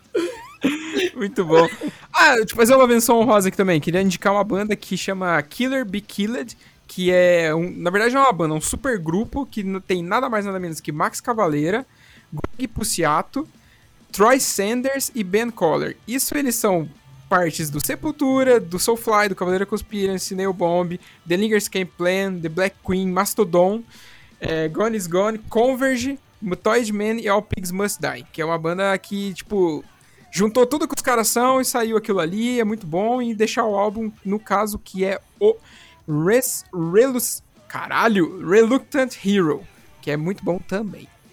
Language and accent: Portuguese; São Paulo, Brazil; moved away; also born or lived in Paraná; que eu não sou daqui do Paraná, sou do estado de São Paulo